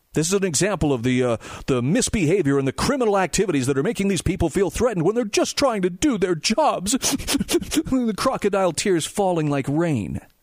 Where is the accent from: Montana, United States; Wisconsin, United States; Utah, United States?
Utah, United States; my home state of Utah